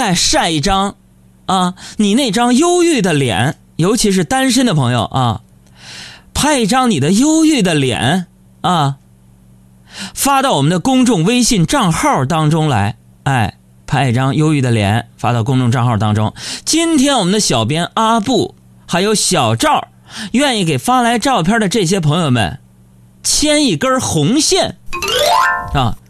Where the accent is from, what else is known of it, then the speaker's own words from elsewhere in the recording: China; 就是身为一个中国人，Chinese people。